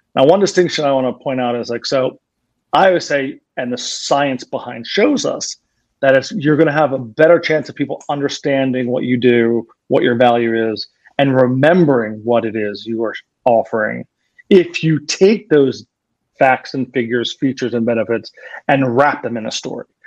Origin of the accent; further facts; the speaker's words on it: Philadelphia, Pennsylvania, United States; I'm from Philadelphia